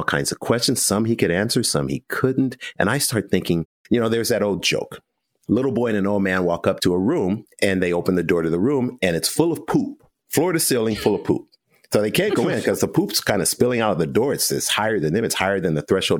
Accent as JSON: {"language": "English", "country": "United States", "said": "we're American."}